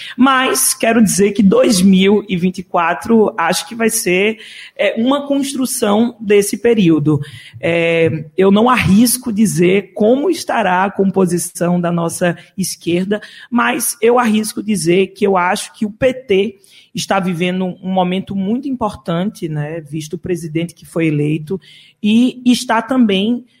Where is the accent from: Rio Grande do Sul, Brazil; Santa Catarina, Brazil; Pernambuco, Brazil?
Pernambuco, Brazil; Caruaru; na cidade de Caruaru, que é a minha cidade natal, né? Eu sou de Caruaru